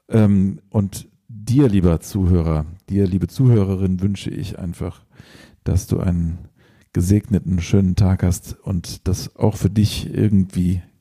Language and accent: German; England, United Kingdom; born there; ich bin ja auch in England geboren, vielleicht ist es dann halb englische Musik.